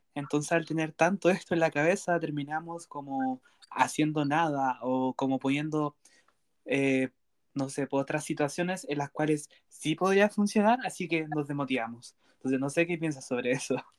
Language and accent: Spanish; Chile; soy de una ciudad cercana al sur, centro-sur del país Chile